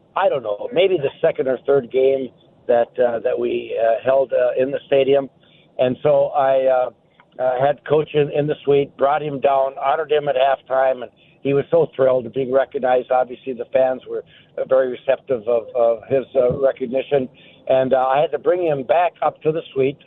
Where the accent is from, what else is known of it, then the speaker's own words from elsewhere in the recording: Iron Range, Minnesota, United States; now in Florida, United States; being a Minnesotan and growing up on the Iron Range